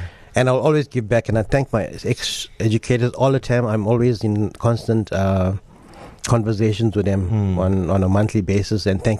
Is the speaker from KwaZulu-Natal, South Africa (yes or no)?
yes; Buffelsdale, KwaZulu-Natal, South Africa; that's where I come from. That's my hometown as well.